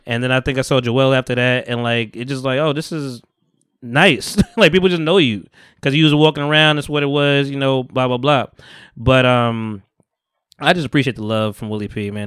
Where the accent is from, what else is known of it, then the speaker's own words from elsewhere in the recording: Bogota, New Jersey, United States; also born or lived in Harlem, New York; I grew up in Bogota